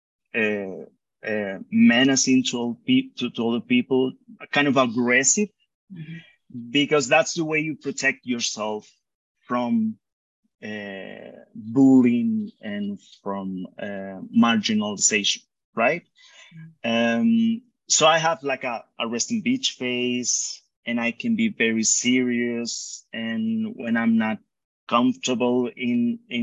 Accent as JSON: {"language": "English", "town": "Montería", "region": "Córdoba", "country": "Colombia", "tie": "born or raised there", "moved": "as an adult", "lives_now": "Bogotá, Colombia", "said": "we moved back to Monteria. Mm-hmm. And I grew up there."}